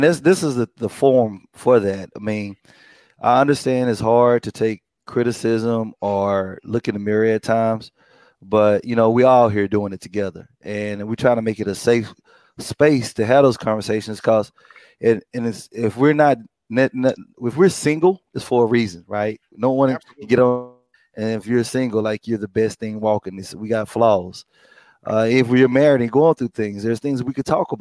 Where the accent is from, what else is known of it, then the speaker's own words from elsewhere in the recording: Texas, United States; moved away; Being back in my home state